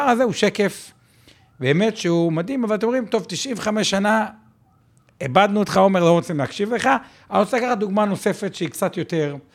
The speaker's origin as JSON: {"language": "Hebrew", "town": "Haifa", "region": "Haifa District", "country": "Israel", "said": "אני פשוט חיפאי"}